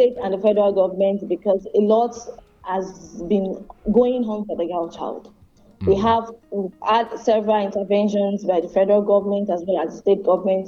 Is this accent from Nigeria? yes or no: yes; Nigeria; first language Yoruba; let me say it in Yoruba and the way they say it in my hometown, Okunrilonile, the male owns the house